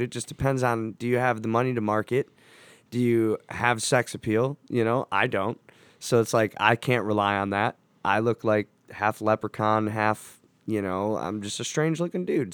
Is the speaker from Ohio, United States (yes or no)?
yes; Cleveland, Ohio, United States; I wanna represent my hometown